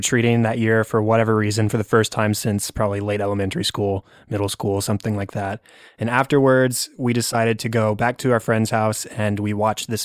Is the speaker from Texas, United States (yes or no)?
yes; Texas, United States; I'm actually a Texan too